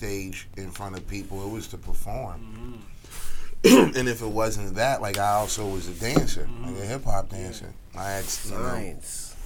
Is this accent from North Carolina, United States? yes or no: no; Philadelphia, Pennsylvania, United States; moved away as an adult; now in Atlanta, United States; I grew up in Southwest. I was born in Southwest Philadelphia. I was raised in West Oak Lane, Philadelphia, uptown.